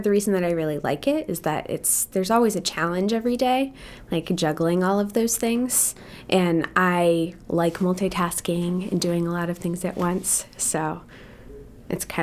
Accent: Hawaii, United States; Yep. Yeah. Um, my dad was in the military and we got really lucky. So I was there for all of elementary school and all of high school.

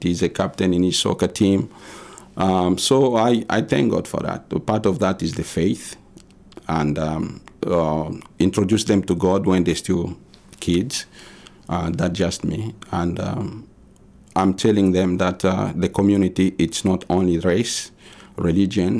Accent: DR Congo; moved away as an adult; now in Maine, United States; we came from the Congo

